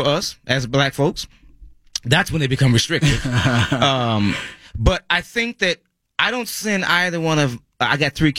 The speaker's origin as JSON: {"language": "English", "region": "Texas", "country": "United States", "tie": "born or raised there", "said": "In my home state of Texas"}